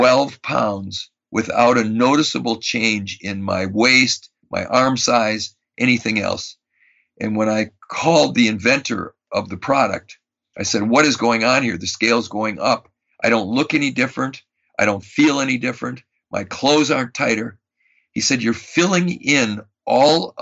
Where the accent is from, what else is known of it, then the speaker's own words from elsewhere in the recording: Madison, Wisconsin, United States; I grew up in Madison, Wisconsin, and I was a Boy Scout.